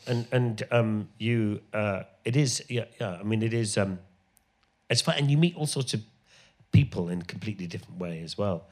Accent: Ireland; moved away; I grew up in Ireland

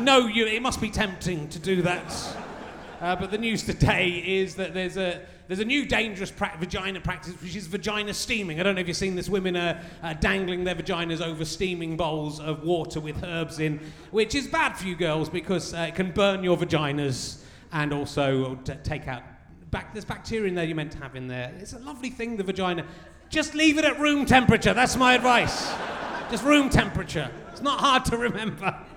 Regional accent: Pocklington, Yorkshire and the Humber, United Kingdom; I'm a Yorkshireman as well

